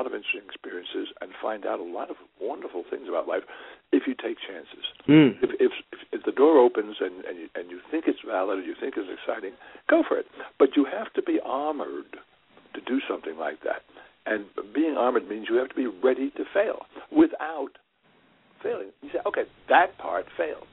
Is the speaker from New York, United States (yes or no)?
yes; New York City, New York, United States; born or raised there